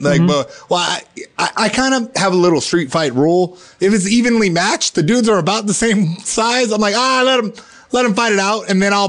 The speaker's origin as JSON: {"language": "English", "region": "North Carolina", "country": "United States", "tie": "born or raised there", "said": "North Carolina."}